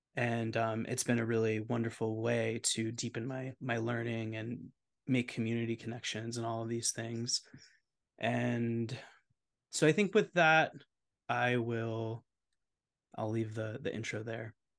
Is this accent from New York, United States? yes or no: yes; New York City, New York, United States; moved away; I'm born and raised in New York City, and I just moved back here